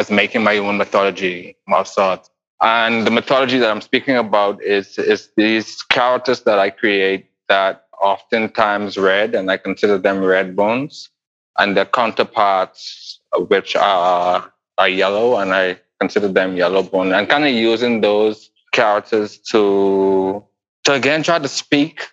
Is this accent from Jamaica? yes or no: no; Bahamas; I grew up in the Bahamas